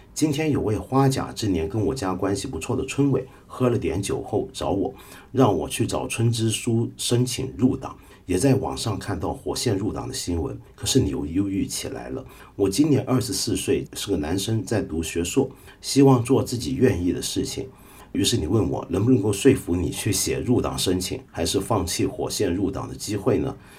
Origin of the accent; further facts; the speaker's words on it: Taiwan; 我小时候在台湾念初中